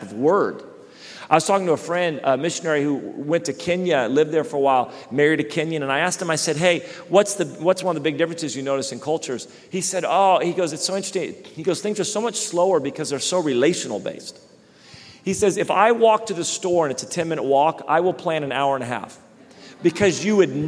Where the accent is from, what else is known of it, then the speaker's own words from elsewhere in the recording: Redding, California, United States; when I grew up in Reading, we have lakes